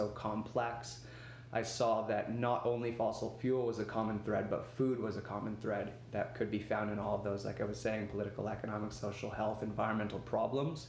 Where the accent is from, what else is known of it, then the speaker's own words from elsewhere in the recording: Vancouver, British Columbia, Canada; also born or lived in Victoria; I grew up in Vancouver